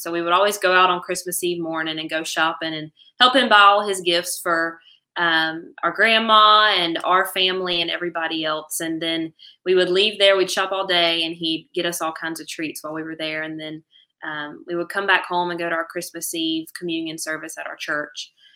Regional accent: Angier, North Carolina, United States; here in my hometown

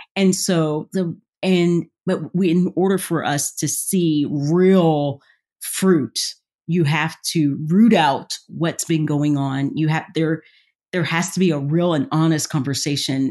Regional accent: the South, United States; I'm from the South.

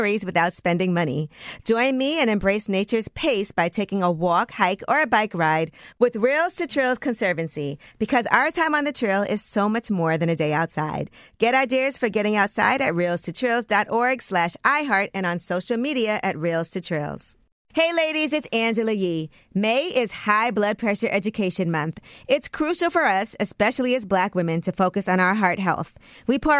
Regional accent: New York City, New York, United States; I was born in Brooklyn, at Maimonides Hospital

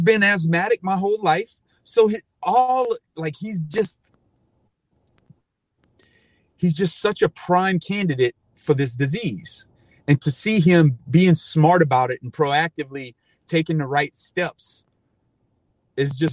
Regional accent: Cajun, Louisiana, United States; as a Cajun

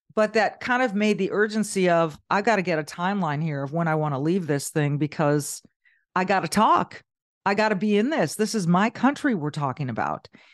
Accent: Southern California, United States; moved away; also born or lived in Minnesota; I grew up in Southern California.

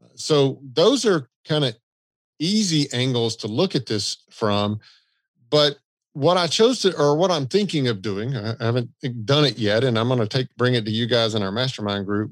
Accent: the South, United States; I'm from the South

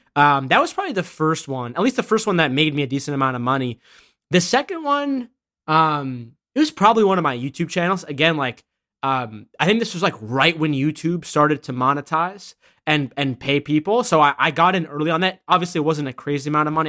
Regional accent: Massachusetts, United States; also born or lived in Boston; I was born in Massachusetts

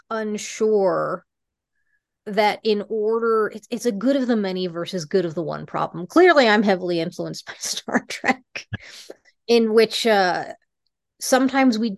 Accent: Fremont, California, United States; born there; also born or lived in Rocky Mountains; very much realized that the future was coming, picked us up, moved us from the West to Silicon Valley. Uh, I was born in Fremont. Uh, decided maybe that wasn't for them and you know we we picked up and went back to the rockies

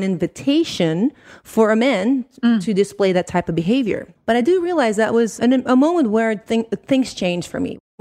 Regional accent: Netherlands; moved away; also born or lived in Italy; I'm from Holland originally

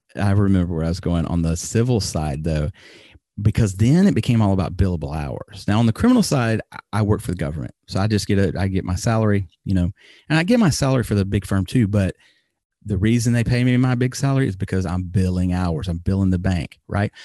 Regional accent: Alabama, United States; moved away as an adult; now in Japan; I moved back to my home, or my home state of Alabama

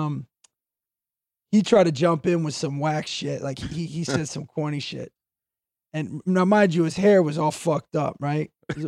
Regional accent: New Jersey, United States; also born or lived in South Florida; I was born in New Jersey, then moved to South Florida, then back to Jersey, then back to Florida.

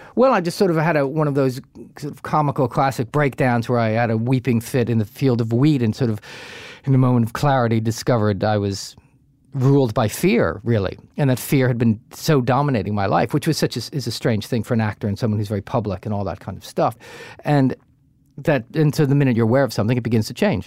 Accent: New Jersey, United States; I grew up in Jersey, we went down the Jersey Shore

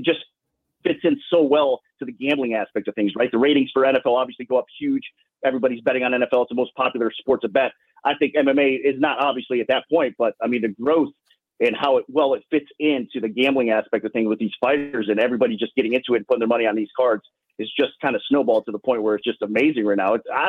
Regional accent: Ohio, United States; now in Las Vegas, United States; But I'm from Ohio personally, so I understand that. I get the Midwest type of weather.

